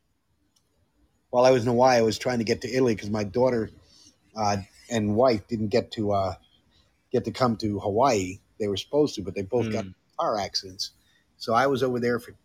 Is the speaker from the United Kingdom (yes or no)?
no; Netherlands; moved away; I grew up in Europe, in Netherlands